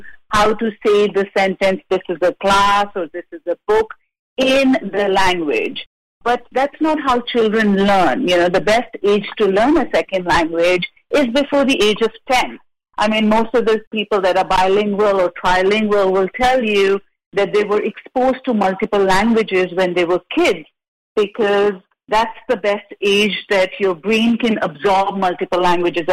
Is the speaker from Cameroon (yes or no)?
no; India; now in Santa Barbara, United States; I'm from India